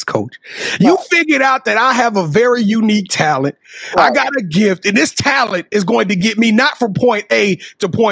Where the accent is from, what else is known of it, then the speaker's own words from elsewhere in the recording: Louisiana, United States; I'm from Louisiana